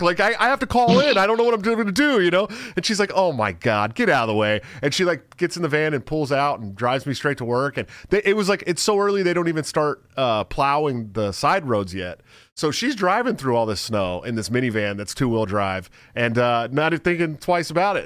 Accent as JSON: {"language": "English", "area": "the Bay Area", "region": "California", "country": "United States", "said": "I'm from the Bay"}